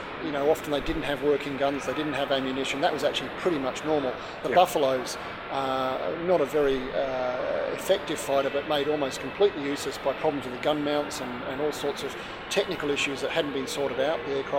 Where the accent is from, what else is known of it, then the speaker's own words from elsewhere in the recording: Australia; Speaking personally, I'm an Australian citizen, always been Australian, but people always think I'm a Pom because of the funny accent. And I do resent it when someone thinks I'm British, because that's not who I am.